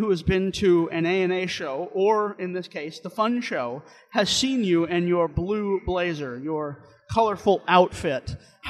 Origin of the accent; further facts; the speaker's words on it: St. Louis, Missouri, United States; I'm from St. Louis. I went to the St. Louis Zoo over Christmas